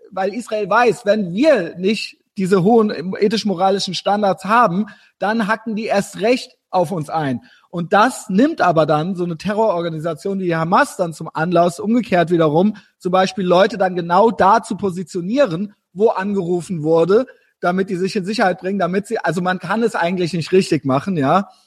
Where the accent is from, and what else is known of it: Germany